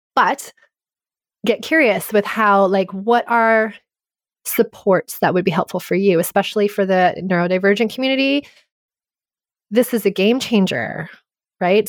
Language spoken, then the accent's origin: English; Canada; I grew up in French immersion. I'm Canadian and I learned French grammar